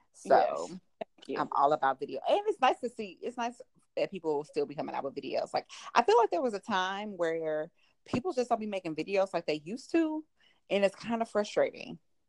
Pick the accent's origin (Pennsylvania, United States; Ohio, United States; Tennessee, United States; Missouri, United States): Missouri, United States; St. Louis; accent: St. Louis; But but St. Louis accents, yeah, I mean, it's a thing, you know?